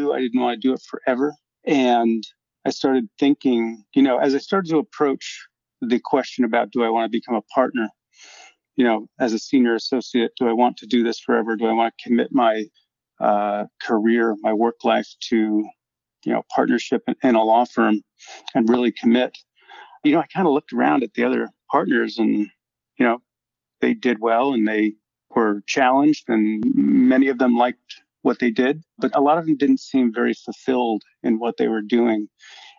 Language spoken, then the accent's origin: English; Syracuse, New York, United States; moved away as an adult; my hometown of Syracuse, New York